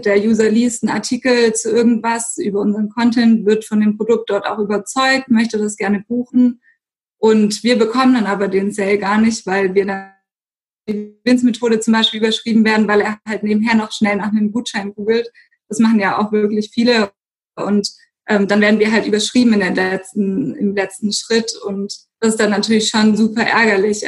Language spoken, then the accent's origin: German; Stuttgart, Baden-Württemberg, Germany; ich bin gebürtige Stuttgarterin